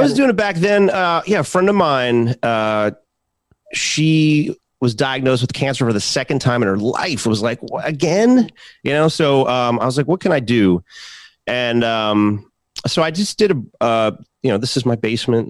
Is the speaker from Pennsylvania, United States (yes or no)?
yes; Philadelphia, Pennsylvania, United States; the state of Pennsylvania, which my home state